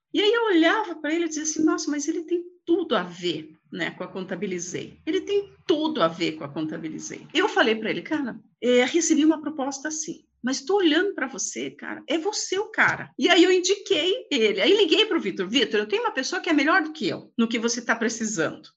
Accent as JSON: {"language": "Portuguese", "town": "Lapa", "region": "Paraná", "country": "Brazil", "tie": "born or raised there", "said": "eu nasci numa cidade próximo daqui, na Grande Lapa, né? Vim aos 16 anos para cá para estudar como bons filhos de lapiano"}